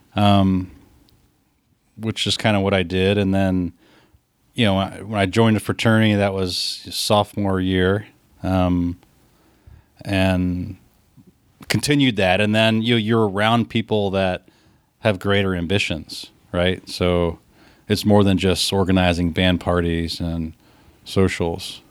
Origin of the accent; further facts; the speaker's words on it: Columbus, United States; when I was a kid growing up in Columbus